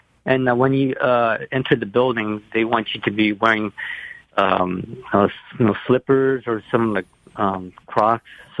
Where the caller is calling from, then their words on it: Pennsylvania, United States; I'm from Pennsylvania.